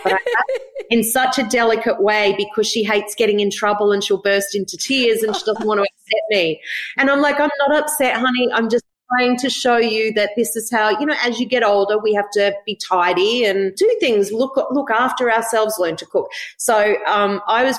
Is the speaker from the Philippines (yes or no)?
no; Gold Coast, Queensland, Australia; We grew up on the Gold Coast